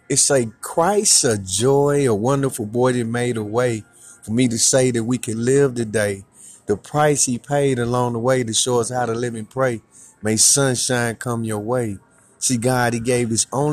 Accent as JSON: {"language": "English", "town": "St. Louis", "region": "Missouri", "country": "United States", "tie": "born or raised there", "said": "I was born in St. Louis"}